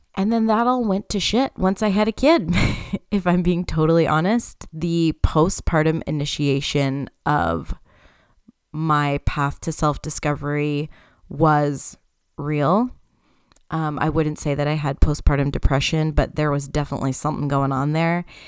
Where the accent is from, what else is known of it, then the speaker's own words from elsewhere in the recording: Canada; I am Canadian